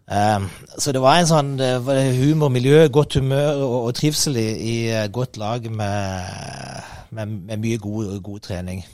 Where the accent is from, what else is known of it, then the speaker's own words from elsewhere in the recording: Kristiansand, Agder, Norway; moved away; jeg er oppvokst på Søm og havna i Don